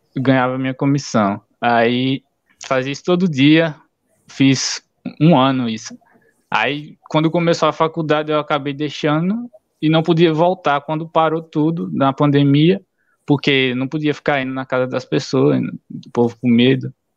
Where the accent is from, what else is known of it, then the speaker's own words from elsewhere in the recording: Alagoas, Brazil; sou de Alagoas